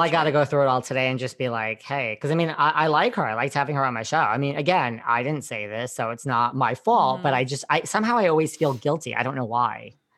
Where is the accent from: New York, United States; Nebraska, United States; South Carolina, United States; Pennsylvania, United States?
New York, United States; I'm from New York